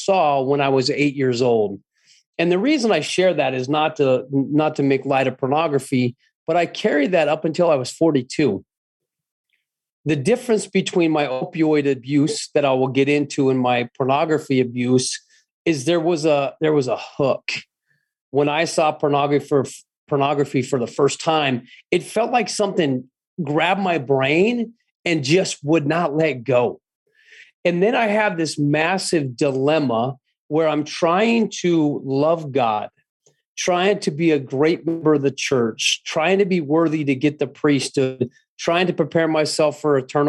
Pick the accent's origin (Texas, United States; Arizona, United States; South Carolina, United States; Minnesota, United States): Arizona, United States; Scottsdale; I was born and raised in Scottsdale, Arizona.